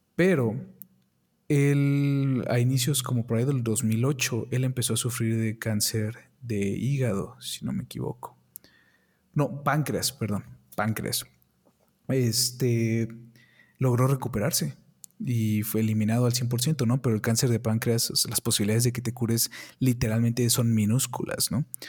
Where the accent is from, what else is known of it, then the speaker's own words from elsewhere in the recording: Mexico; aquí en mi país, México, no tenemos las oportunidades como en Estados Unidos